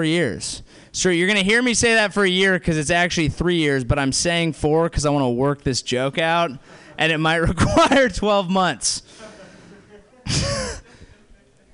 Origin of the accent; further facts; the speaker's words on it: South Bay, California, United States; Grew up here. South Bay